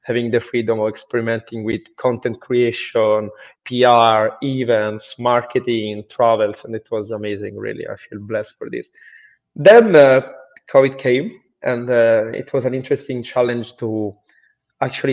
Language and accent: English; Rome, Lazio, Italy; moved away as an adult; I'm from Rome, Italy